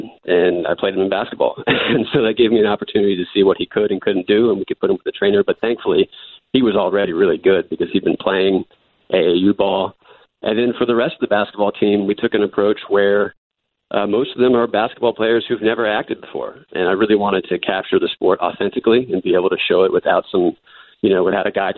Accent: Durham, North Carolina, United States; I grew up in Durham, North Carolina

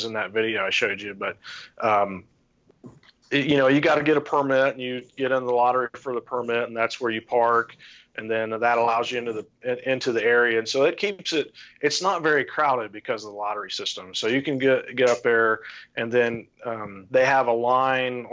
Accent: St. Paris, Ohio, United States; now in Urbana, United States; I grew up in St. Paris, which is east of there.

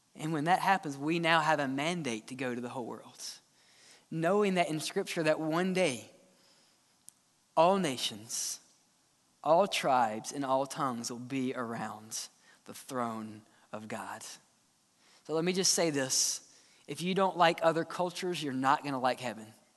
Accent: Mississippi, United States; now in Alabama, United States; I grew up in Mississippi, just a simple boy

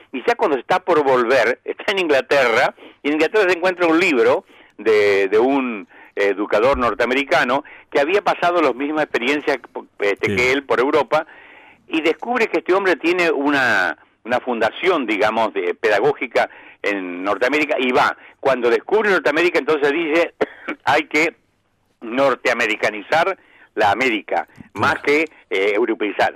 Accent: Argentina; soy argentino

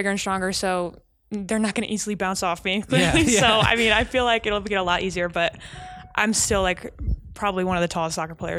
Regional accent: Michigan, United States; born there; also born or lived in Las Vegas; so I was born in Michigan, and when I came to Las Vegas, something with the schooling system, I don't know, something was different.

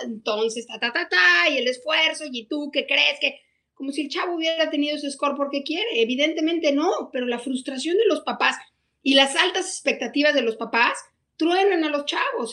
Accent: Querétaro, Mexico; moved away as an adult; also born or lived in Mexico City; a los 18 años me fui a estudiar de Querétaro a México

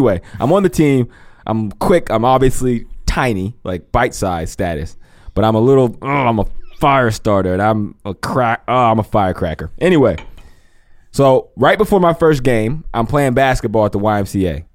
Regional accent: Pennsylvania, United States; moved away as an adult; also born or lived in Ohio; I was born and raised in Pennsylvania, I went to college, obviously, at 18, and I was in Ohio all the way till I was 33.

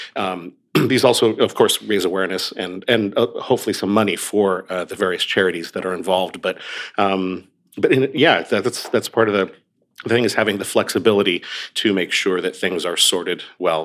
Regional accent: Oregon, United States; moved away; I grew up on the West Coast. I grew up in Oregon

